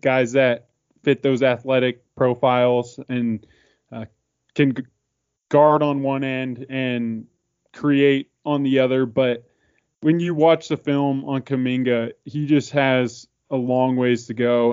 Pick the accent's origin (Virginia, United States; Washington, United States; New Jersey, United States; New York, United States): Washington, United States; Spokane; we are pretty much diehard Gonzaga fans growing up in Spokane, Washington